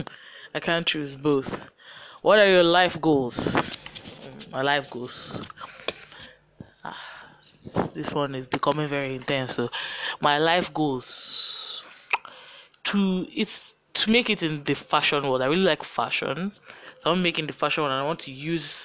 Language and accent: English; Lagos, Nigeria; accent: Nigerian; I'm growing up in Lagos. It's a state in Nigeria. Many of you that are listening know already from my accent that I am Nigerian and I live in Lagos